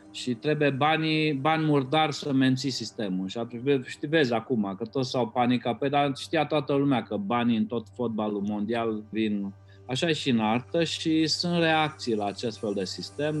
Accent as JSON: {"language": "Romanian", "country": "Romania", "tie": "born or raised there", "said": "eu când am crescut în România comunistă"}